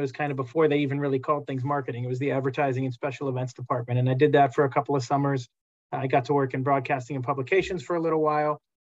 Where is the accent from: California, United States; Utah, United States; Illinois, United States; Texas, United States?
California, United States; Los Angeles; I grew up in Los Angeles as a big Dodger fan